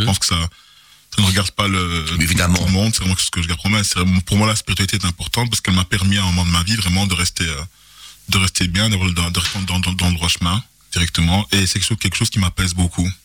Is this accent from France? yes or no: no; Charleroi, Wallonia, Belgium; also born or lived in Etterbeek; je suis né à Etterbeek en, 1981 et euh, la vie a voulu que j'arrive à Charleroi en 1984. Et j'ai été recueilli par une dame formidable qui m'a élevé